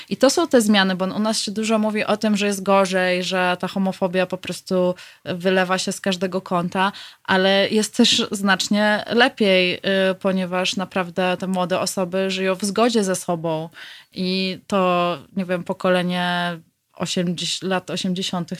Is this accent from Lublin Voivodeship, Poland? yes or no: yes; Lublin, Lublin Voivodeship, Poland; moved away as an adult; now in Warsaw, Poland; w Lublinie skąd pochodzę